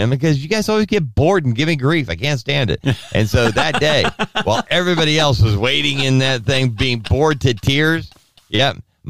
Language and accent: English; United States; we're Americans and we're American-centric